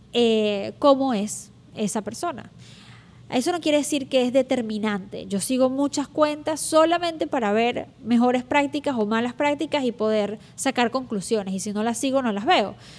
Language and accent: Spanish; Venezuela; moved away; uso mucho la palabra chévere, porque soy venezolana, y digo chévere muchas veces.